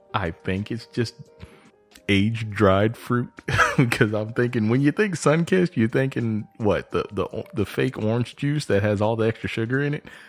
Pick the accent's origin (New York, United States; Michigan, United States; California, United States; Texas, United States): Texas, United States; moved away; also born or lived in Georgia; I'm originally from Texas, so it's kinda like moving home